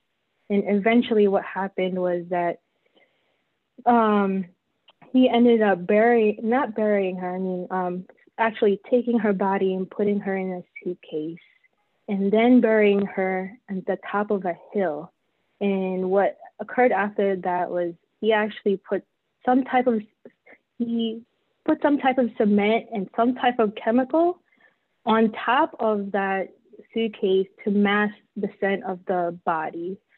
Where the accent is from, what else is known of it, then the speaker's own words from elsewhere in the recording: Philippines; now in Texas, United States; I have long hair, I'm Filipino.